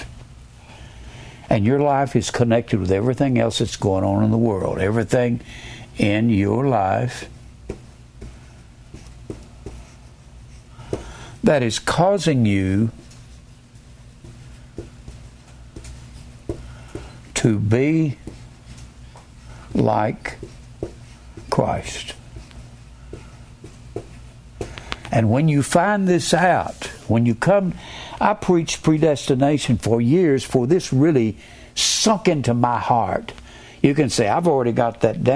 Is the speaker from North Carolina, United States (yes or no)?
no; Dallas, Texas, United States; I was born in Dallas